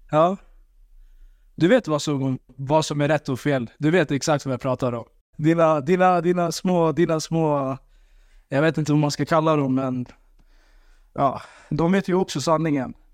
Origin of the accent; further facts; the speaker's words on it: Sweden; Ja, det stämmer. Mina föräldrar. Men jag är född här i Sverige. Jag älskar Sverige för det här landet. Och för att jag bor här, som sagt.